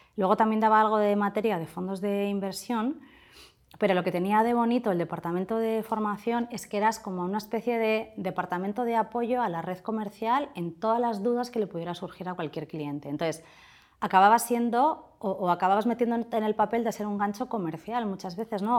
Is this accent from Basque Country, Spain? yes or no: yes; Portugalete, Basque Country, Spain; Soy de Portugalete